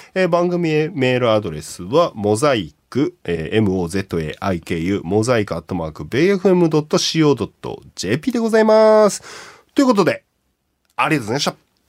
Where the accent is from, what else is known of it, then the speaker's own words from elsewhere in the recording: Kashiwa, Chiba, Japan; 自分の地元。おあちょうど柏